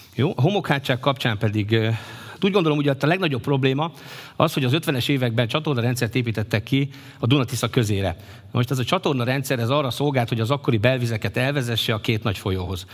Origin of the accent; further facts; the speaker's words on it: Kistelek, Csongrád-Csanád, Hungary; kisteleki származású vagyok